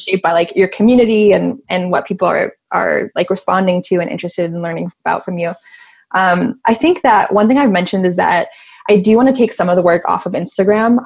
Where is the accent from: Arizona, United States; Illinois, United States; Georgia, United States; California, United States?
Illinois, United States; Chicago; I'm from Chicago